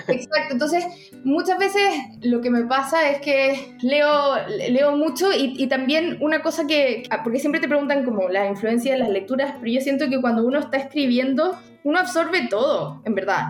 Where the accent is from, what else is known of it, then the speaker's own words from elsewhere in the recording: Santiago, Santiago Metropolitan Region, Chile; yo soy de Santiago, pero mi, casi toda mi familia es de la quinta región